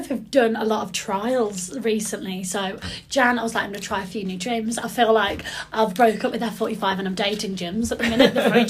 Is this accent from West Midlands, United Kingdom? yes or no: yes; near Birmingham, West Midlands, United Kingdom; So I'm from near Birmingham, if you can't tell from my awful accent